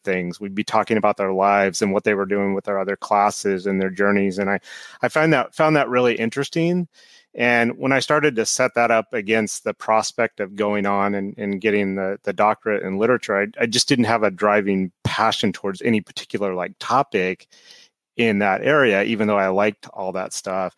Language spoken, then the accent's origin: English; Nebraska, United States; moved away; I grew up in Nebraska and went to a small state school there